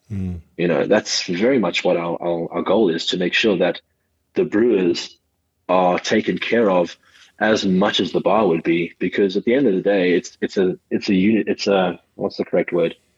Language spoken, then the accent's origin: English; Johannesburg, Gauteng, South Africa; also born or lived in KwaZulu-Natal / Cape Town; I was born in uh, Johannesburg, South Africa